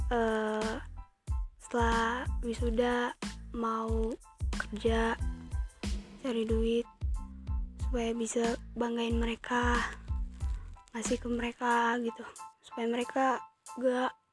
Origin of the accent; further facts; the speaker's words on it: Sidikalang, North Sumatra, Indonesia; born there; Aku lahir di Tanjung Ringin, Sidikalang, Sumatera Utara 15 Maret 2003